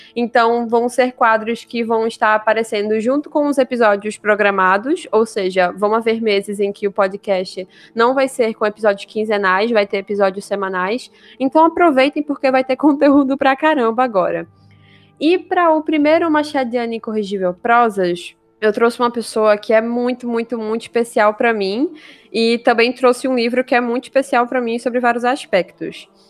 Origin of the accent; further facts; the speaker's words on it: near Vitória de Santo Antão, interior of Pernambuco, Brazil; uma cidade aqui do interior de Pernambuco, inclusive muito próxima da cidade de onde eu cresci